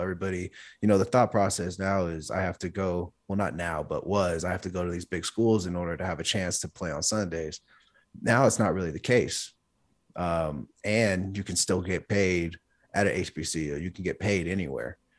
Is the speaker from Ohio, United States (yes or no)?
no; California, United States; now in Denver, United States; my hometown where I grew up in California